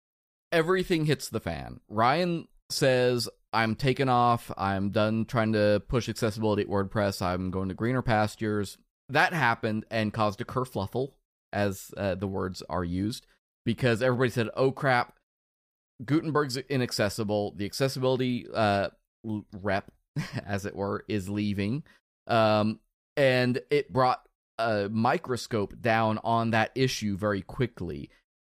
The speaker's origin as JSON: {"language": "English", "country": "Netherlands", "said": "I'm from the Netherlands."}